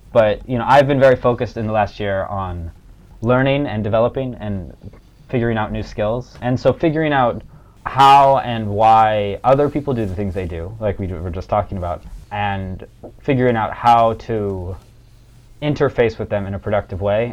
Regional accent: Long Beach, California, United States; moved away as an adult; also born or lived in Korea / France; now in Beijing, China; I'm also from Long Beach, but I currently live in Beijing.

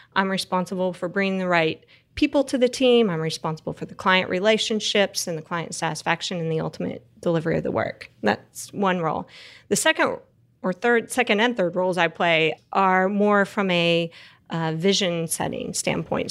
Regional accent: Texas Panhandle, United States; So I grew up in the Texas Panhandle, which is the very, very top part of Texas.

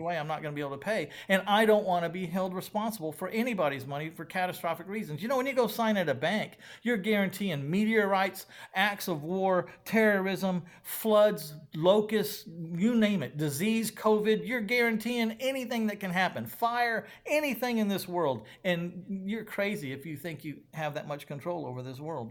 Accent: San Antonio, Texas, United States; my hometown of San Antonio, Texas

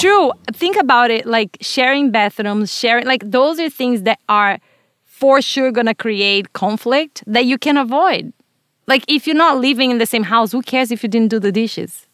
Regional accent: Brazil; English is a second language; now in United States; Growing up in Brazil, I was mostly exposed to Catholicism and Spiritism.

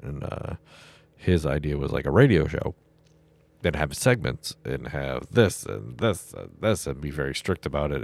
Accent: Massachusetts, United States; I'm from Massachusetts

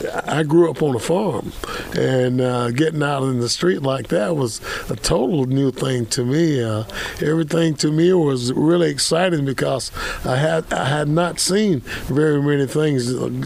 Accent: Greenville, South Carolina, United States; born or raised there; also born or lived in Chicago

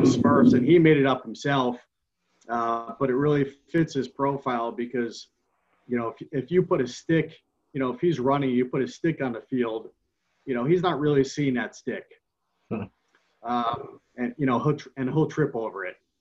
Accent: West Caldwell, New Jersey, United States; I grew up in West Caldwell.

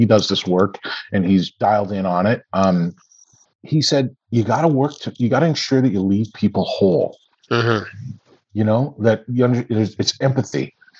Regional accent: Canada; now in United States; I've had some of it because I grew up in Canada, right?

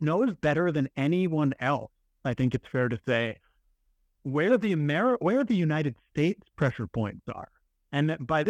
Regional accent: Canada; as Canadians

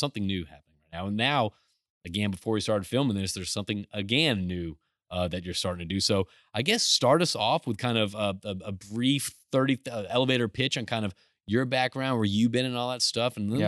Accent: Houston, Texas, United States; I'm from Houston

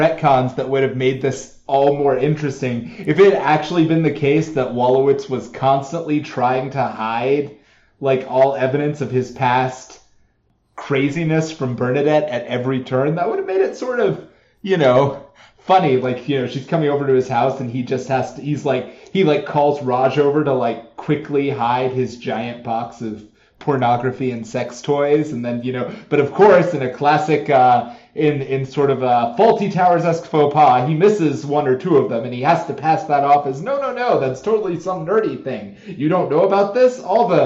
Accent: Georgia, United States; I come from Georgia

